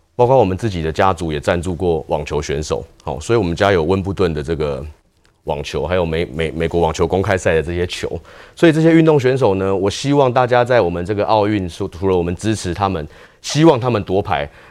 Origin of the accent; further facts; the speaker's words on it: Taiwan; 都用台湾来代表我们国家